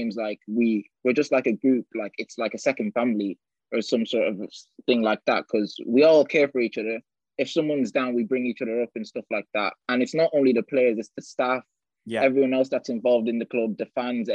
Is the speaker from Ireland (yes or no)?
yes; Ireland; now in Bolton, United Kingdom; I was born in Ireland. I played in Bohemians there